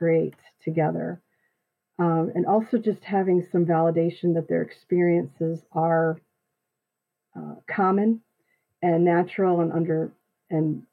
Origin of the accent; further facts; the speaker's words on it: Midland, Michigan, United States; my hometown of Midland, Michigan